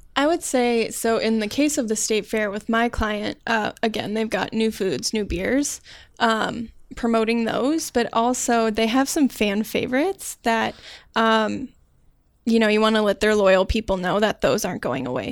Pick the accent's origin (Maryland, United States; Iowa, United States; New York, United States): Iowa, United States; moved away as an adult; now in Minnesota, United States; I'm from Iowa